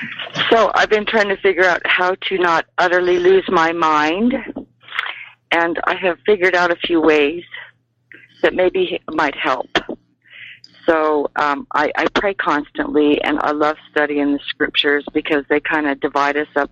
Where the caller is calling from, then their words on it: Colorado, United States; in Colorado.